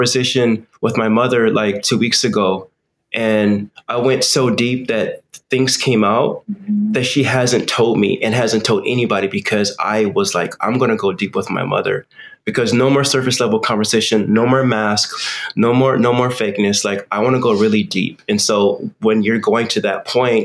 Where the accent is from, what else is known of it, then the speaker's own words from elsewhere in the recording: United States; I come from American culture. Of course, I'm American